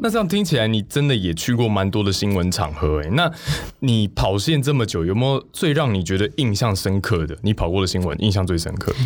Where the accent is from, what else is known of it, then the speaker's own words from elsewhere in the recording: Taiwan; 这味道好像是在我家会吃，就我家乡会吃的